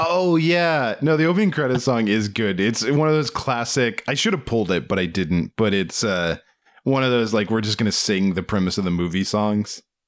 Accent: Waldorf, Maryland, United States; my hometown

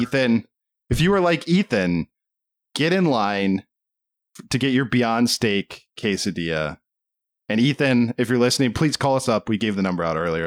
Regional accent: Southern Maryland, United States; we grew up in Southern Maryland where, you know, a lot of hunting in the culture.

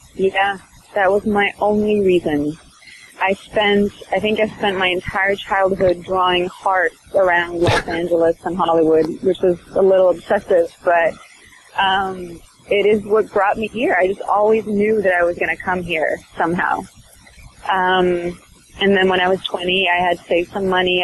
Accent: Sweden; I'm from Sweden

